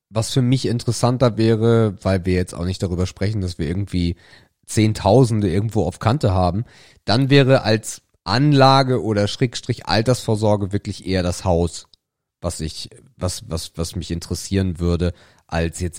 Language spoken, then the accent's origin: German; Northern Germany, Germany; Ich bin im Norden groß geworden, von daher kenne ich Karneval als Kind jedenfalls nicht sondern ich kenne Fasching.